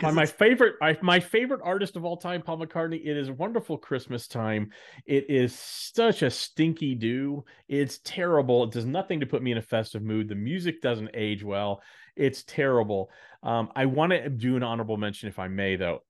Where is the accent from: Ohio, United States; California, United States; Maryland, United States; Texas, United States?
Texas, United States; Dallas; also born or lived in Chicago / New York; now in Nashville, United States; growing up in Dallas, uh, where, where I grew up